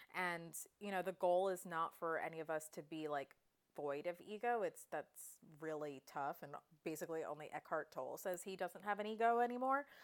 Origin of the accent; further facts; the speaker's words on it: Westchester, New York, United States; I grew up in Westchester, so an out, hour outside the city